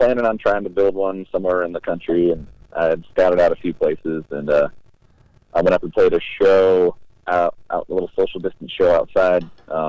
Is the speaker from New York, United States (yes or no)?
yes; Gloversville, New York, United States; born or raised there; moved away